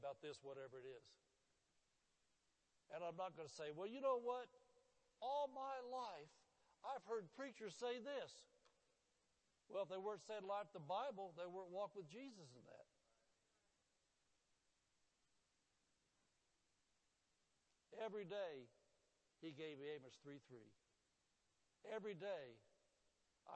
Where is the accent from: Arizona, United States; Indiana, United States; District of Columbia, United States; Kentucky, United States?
Indiana, United States; Indianapolis; born or raised there; moved away